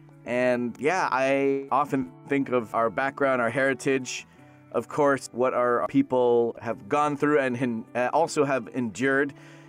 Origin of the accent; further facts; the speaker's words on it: Toronto, Ontario, Canada; moved away as an adult; now in Los Angeles, United States; Born and raised in Toronto, Ontario, Canada. So it was very cold, number one. And number two, I only know the swear words.